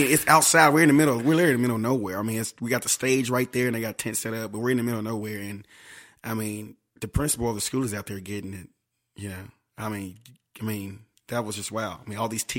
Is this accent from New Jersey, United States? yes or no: no; Southaven, Mississippi, United States; moved away as an adult; now in Nashville, United States; my hometown, South Haven, Mississippi